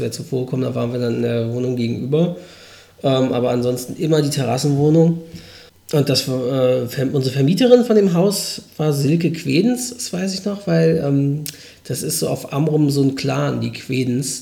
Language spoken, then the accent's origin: German; Norderstedt, Schleswig-Holstein, Germany; von Norderstedt aus. Das ist in der Nähe von Hamburg, gehört aber zu Schleswig-Holstein, was quasi meine Heimatstadt ist